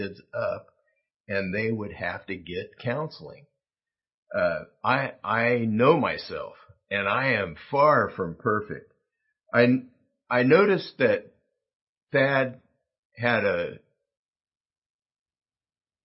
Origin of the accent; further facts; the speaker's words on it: South Gate, California, United States; I grew up in Southgate, California, 8.5 miles from downtown